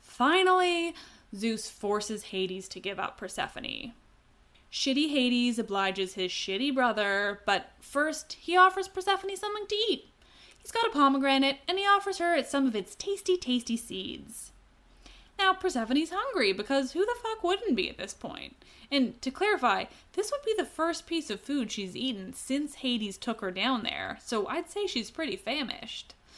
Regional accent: Canada; I'm Canadian

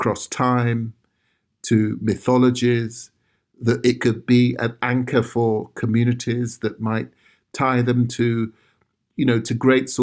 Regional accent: London, United Kingdom; My father was Ghanaian and my mother Sierra Leonean, but we grew up in South London

